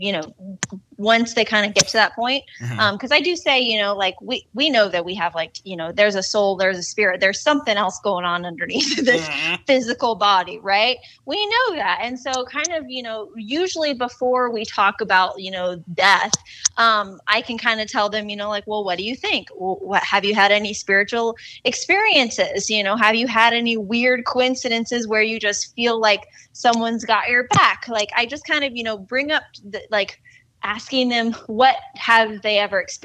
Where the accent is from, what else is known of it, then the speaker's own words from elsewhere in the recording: Indiana, United States; now in Arizona, United States; we're in Indiana. We're down kind of in the tri-state area where it's Ohio, Kentucky, and Indiana all touch.